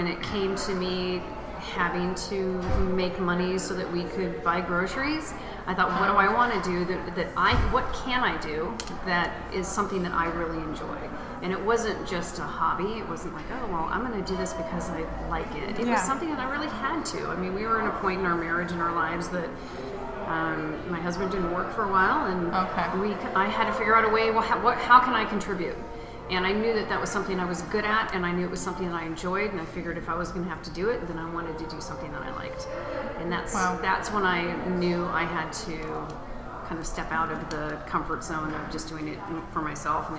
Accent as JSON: {"language": "English", "town": "Sun Valley", "region": "Idaho", "country": "United States", "tie": "born or raised there", "also_born_or_lived": "New Orleans, Louisiana", "moved": "yes", "lives_now": "Indianapolis, United States", "said": "I live in Indianapolis, Indiana. I was born in New Orleans. I grew up in Sun Valley, Idaho."}